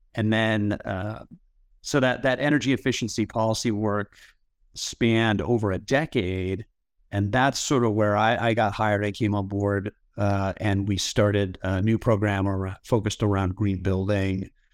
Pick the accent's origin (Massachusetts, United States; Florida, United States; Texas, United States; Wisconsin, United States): Massachusetts, United States; Duxbury; moved away as an adult; also born or lived in Ithaca, New York / Los Angeles; now in Seattle, United States; I grew up in Massachusetts in a little town called Duxbury.